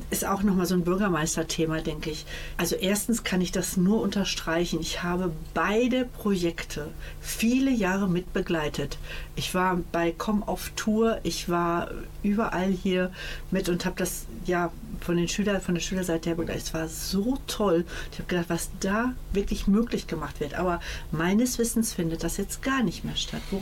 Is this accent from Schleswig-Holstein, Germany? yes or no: no; Iserlohn, North Rhine-Westphalia, Germany; Oder dann hatten wir noch eins auf der Iserlohner Heide. Mhm. Und da muss ich ganz ehrlich sagen, da habe ich tanzen gelernt